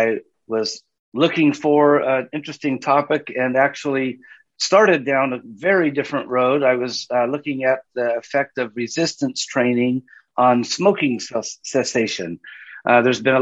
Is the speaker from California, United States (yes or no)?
yes; Southern California, United States; I grew up in Southern California